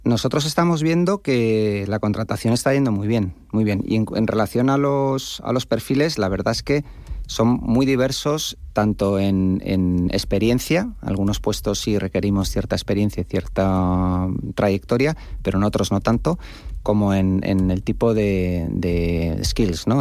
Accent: Spain; como españoles

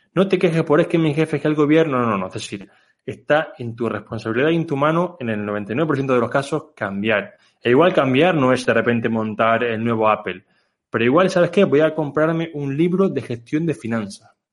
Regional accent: Canary Islands, Spain; moved away as an adult; also born or lived in Barcelona; now in Mallorca, Spain; yo soy una persona que soy de Canarias

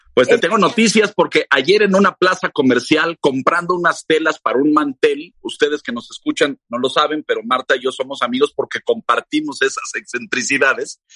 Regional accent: Mexico; yo soy mexicano, pero mi padre era ruso

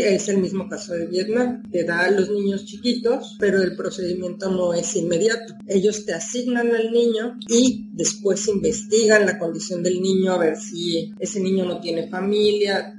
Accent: Mexico City, Mexico; moved away as an adult; now in Huelva, Spain; una persona que ha crecido, nacido, y ha sido criada en una ciudad de veintipico de millones de habitantes

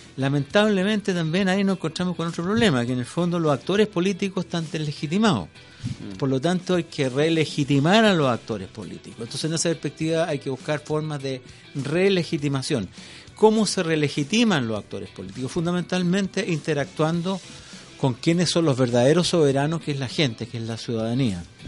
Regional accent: Chile; como chilenos

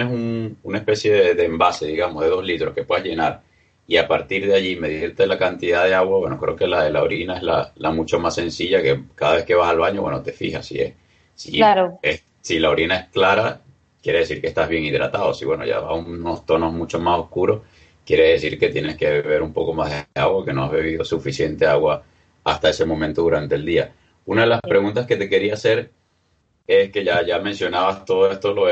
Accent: Venezuela; now in Spain; como soy un soy del, Caribe, de Venezuela, normalmente tomaba agua en casa

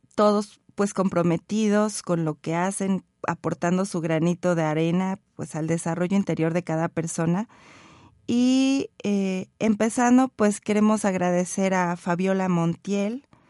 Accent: Mexico

